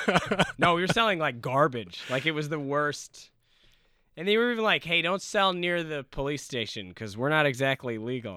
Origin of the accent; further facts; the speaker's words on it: Ladner, British Columbia, Canada; moved away as an adult; now in Los Angeles, United States; I grew up in Ladner, which is right. about forty five minutes outside of the city